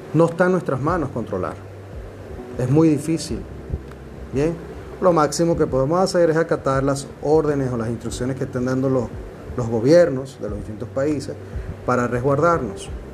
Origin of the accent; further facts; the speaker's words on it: Venezuela; now in Dominican Republic; Me encuentro en la República Dominicana, soy un venezolano aquí hace un tiempo ya